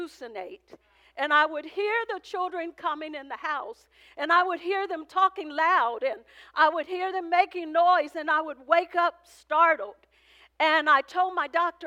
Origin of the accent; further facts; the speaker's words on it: Oakland, California, United States; I came from poverty. I came from West Oakland